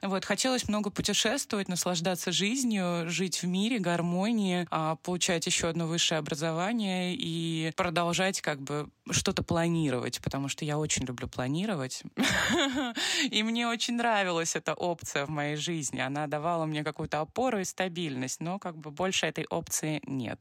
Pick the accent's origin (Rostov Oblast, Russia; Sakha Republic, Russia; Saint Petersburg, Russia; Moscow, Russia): Moscow, Russia; я из Москвы